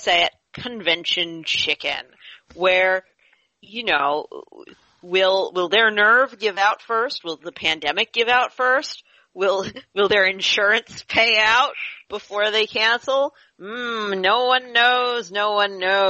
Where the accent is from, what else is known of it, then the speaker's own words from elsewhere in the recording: near Monroeville, Pennsylvania, United States; Monroeville, Pennsylvania, not that far from my hometown